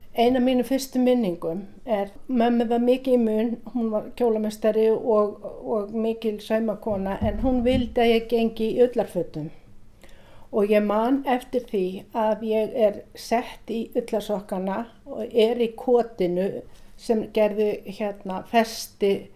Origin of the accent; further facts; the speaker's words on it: Iceland; also born or lived in Norway; ég kem frá Íslandi